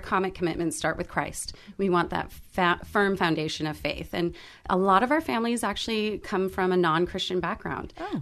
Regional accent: Alhambra, California, United States; have been born and raised in Alhambra, and uh, then went on to Alhambra High School

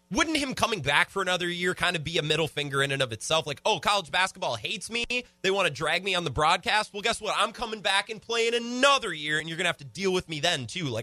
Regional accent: La Crosse, Wisconsin, United States; But I'm from La Crosse. I'm a … guy.

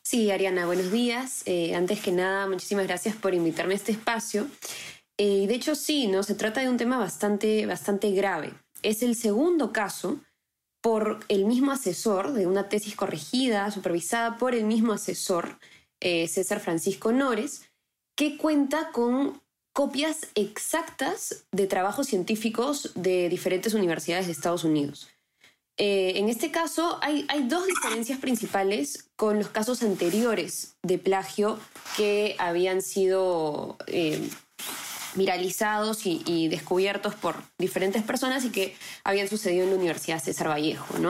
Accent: Peru; nosotros como peruanos

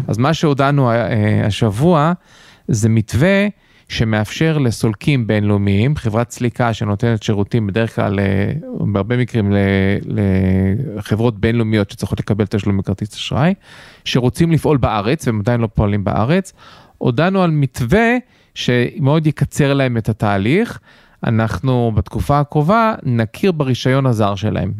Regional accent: United States; now in Israel; אני גדלתי בארצות הברית אז אה, נוח לי באנגלית

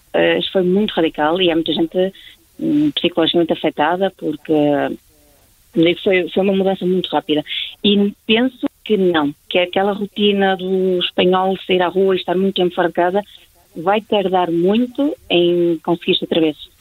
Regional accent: Portugal; now in Spain; por eu ser portuguesa, que sou portuguesa

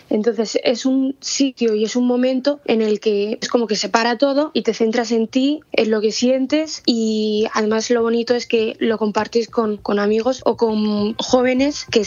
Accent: Madrid, Community of Madrid, Spain; eh, tengo 20 años y bueno, soy del sur de Madrid.

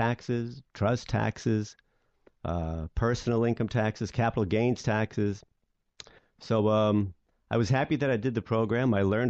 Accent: New York City, New York, United States; I grew up in Brooklyn, New York. In fact, not far from the office in Brooklyn, just a couple of miles away.

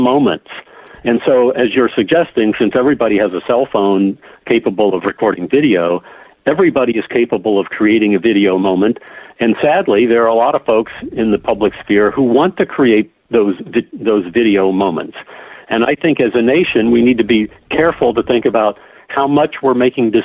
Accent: Champaign, Illinois, United States; I grew up in Champaign, Illinois

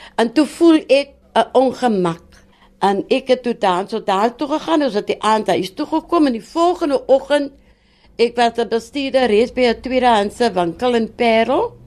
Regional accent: Wellington, Western Cape, South Africa; En ek het groot geword in Verlate Kloof, die bekende Verlate Kloof van Wellington

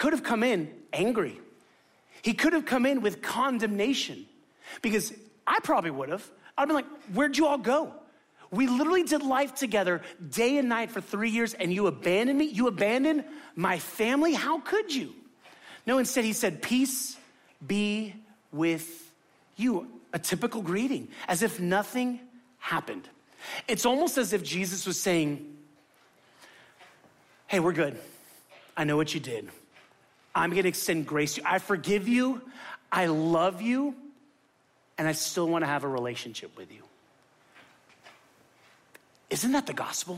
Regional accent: Miami, Florida, United States; moved away; I'm from Miami

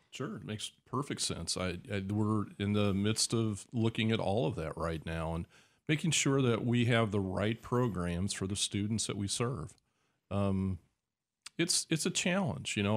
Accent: Decatur, Illinois, United States; I grew up here. This is my hometown

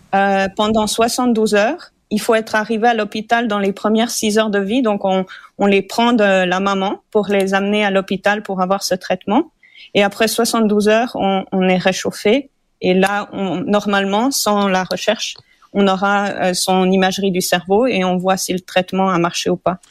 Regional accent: Switzerland; now in Montreal, Canada; je suis suisse d'origine

